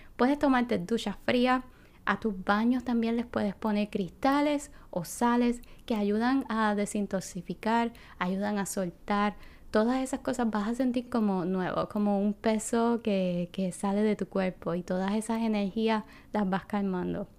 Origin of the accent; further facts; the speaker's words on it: Puerto Rico; moved away; estoy regresando a mi tierra y qué diferencia a cuando yo vivía aquí